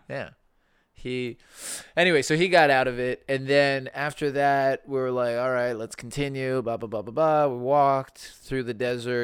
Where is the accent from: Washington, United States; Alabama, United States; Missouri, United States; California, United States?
Alabama, United States; Birmingham; growing up in Birmingham, we were, maybe Carrie remembers, we weren't, we weren't, uh, very religious